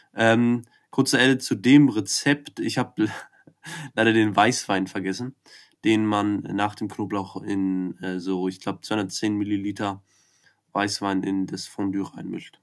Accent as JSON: {"language": "German", "region": "Berlin", "country": "Germany", "moved": "yes", "said": "Ich komme aus Berlin"}